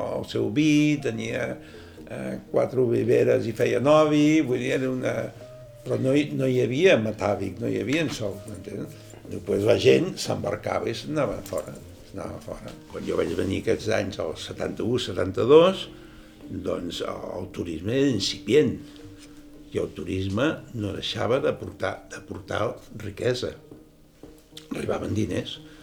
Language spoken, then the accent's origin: Catalan; Sabadell, Catalonia, Spain; born or raised there; first language Catalan; moved away as an adult; now in Formentera, Spain